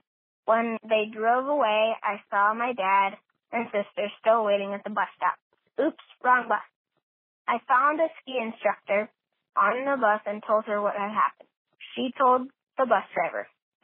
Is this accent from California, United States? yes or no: yes; Truckee, California, United States; I'm from Truckee, California.